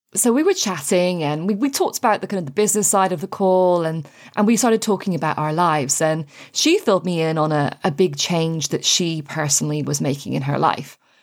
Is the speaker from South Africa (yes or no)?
no; Ireland; also born or lived in United Kingdom; now in France; I am Anglo-Irish, thanks to my beautiful dad. Um, and I grew up in Ireland